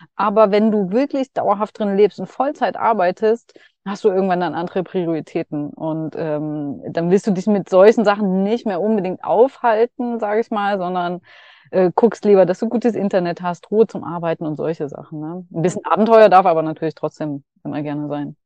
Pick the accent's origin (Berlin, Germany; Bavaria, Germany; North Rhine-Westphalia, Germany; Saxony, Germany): Saxony, Germany; Dresden; moved away; auf dem Weg nach Dresden wieder, ja. meine Heimat